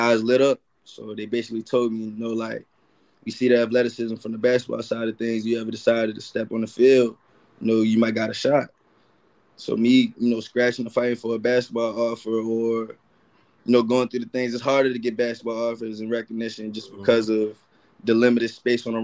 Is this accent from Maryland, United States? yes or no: yes; Baltimore, Maryland, United States; I'm from Baltimore